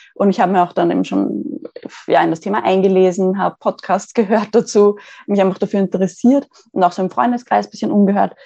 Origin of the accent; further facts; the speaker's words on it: Austria; Ich komme aus Österreich, ähm, in der Nähe, also circa 20 Minuten von Wien und lebe hier in einer Wohnung